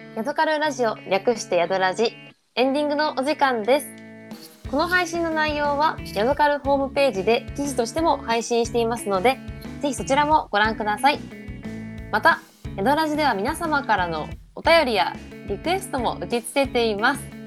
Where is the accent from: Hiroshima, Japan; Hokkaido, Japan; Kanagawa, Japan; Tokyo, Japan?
Hokkaido, Japan; moved away; 私も地元北海道ですけど